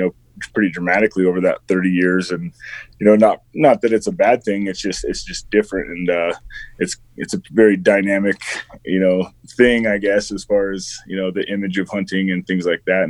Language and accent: English; southeast Wyoming, United States; I grew up in Wyoming and grew up, in a rural ranch community in southeast Wyoming